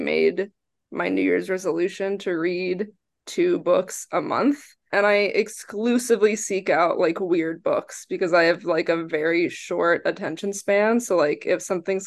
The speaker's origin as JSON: {"language": "English", "region": "New Jersey", "country": "United States", "tie": "born or raised there", "also_born_or_lived": "Texas", "moved": "yes", "lives_now": "New York City, United States", "said": "I grew up in New Jersey, and then I moved to Texas, and now I live in New York City"}